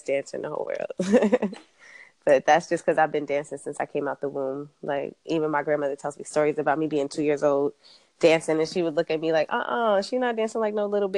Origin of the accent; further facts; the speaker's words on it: Long Island, New York, United States; now in Los Angeles, United States; I'm from New York. I'm from Long Island, but I live in LA now.